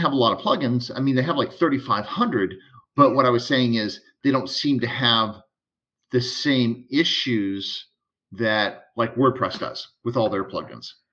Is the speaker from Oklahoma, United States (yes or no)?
no; Texas, United States; I'm from Texas